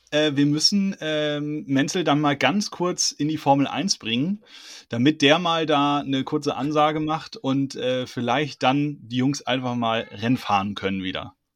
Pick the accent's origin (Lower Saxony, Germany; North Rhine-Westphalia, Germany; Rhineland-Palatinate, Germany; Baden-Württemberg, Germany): Rhineland-Palatinate, Germany; Hunsrück; ich komme aus dem Hunsrück